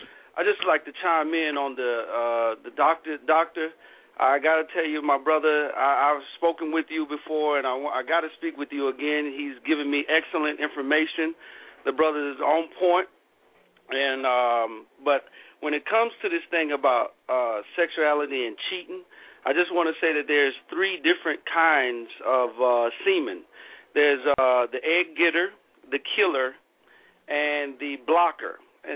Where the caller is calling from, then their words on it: Seattle, Washington, United States; I'm calling from Seattle.